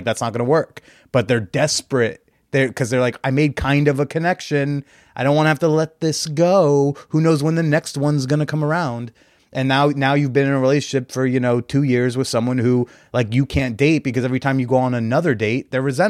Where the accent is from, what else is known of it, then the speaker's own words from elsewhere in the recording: New Jersey, United States; now in New York, United States; Yeah. I'm from North Jersey. I'm a tri-state baby, yeah.